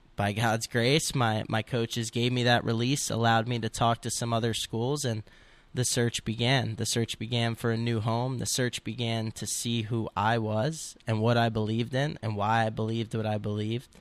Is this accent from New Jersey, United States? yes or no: yes; Montville, New Jersey, United States; I'm from Montville, New Jersey